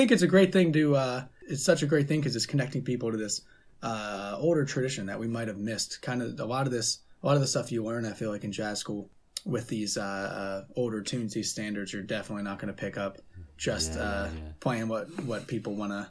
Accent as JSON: {"language": "English", "town": "Youngstown", "region": "Ohio", "country": "United States", "tie": "born or raised there", "said": "Yeah, we're both from Youngstown down here and kind of came up doing indie rock type stuff."}